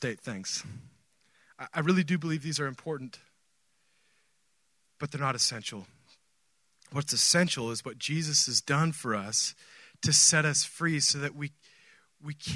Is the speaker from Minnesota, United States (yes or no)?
no; Oregon, United States; moved away; I grew up in Oregon